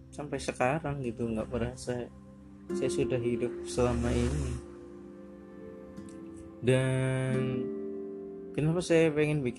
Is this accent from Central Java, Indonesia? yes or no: yes; Purwokerto, Central Java, Indonesia; kalau balik ke Cilacap juga saya dari Purwokerto suka ngomong sendiri di atas motor gitu